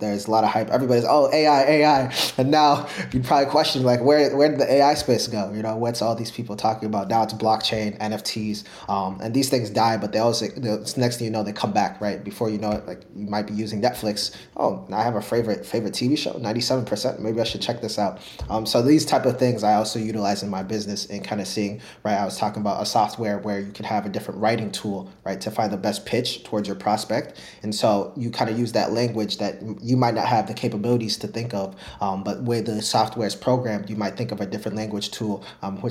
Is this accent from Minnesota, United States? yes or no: yes; Minnesota, United States; moved away; I grew up in Minnesota